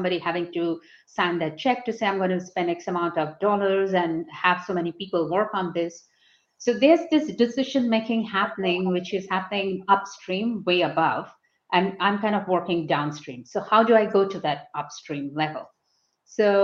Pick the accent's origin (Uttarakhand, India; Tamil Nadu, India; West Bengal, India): West Bengal, India; moved away as an adult; also born or lived in Calcutta / United Kingdom; I'm from Bengal. I'm a Bengali.